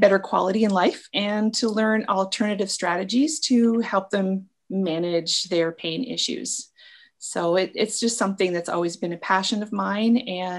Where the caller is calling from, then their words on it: Michigan, United States; I'm located in Northern Michigan.